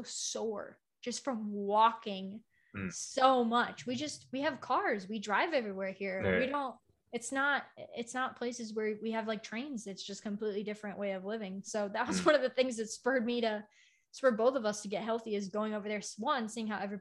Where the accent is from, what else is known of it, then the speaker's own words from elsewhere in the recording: United States; I'm American